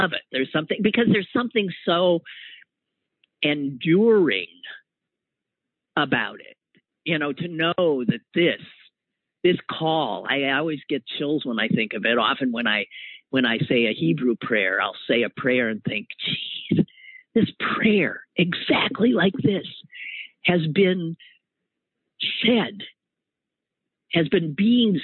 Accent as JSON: {"language": "English", "town": "Green Bay", "region": "Wisconsin", "country": "United States", "tie": "born or raised there", "moved": "yes", "said": "It's from the Packers, my hometown."}